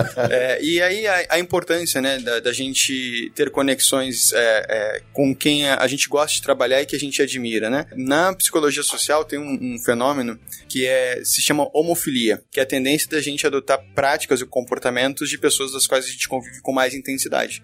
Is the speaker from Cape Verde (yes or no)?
no; Curitiba, Paraná, Brazil; now in São Paulo, Brazil; eu também sou curitibano